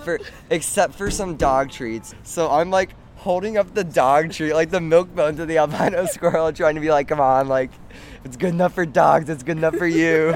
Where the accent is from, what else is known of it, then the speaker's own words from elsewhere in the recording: Corpus Christi, Texas, United States; now in Austin, United States; I'm from Corpus Christi, and that's obviously a coastal town. And the community that I was a part of in Corpus Christi was called Padre Island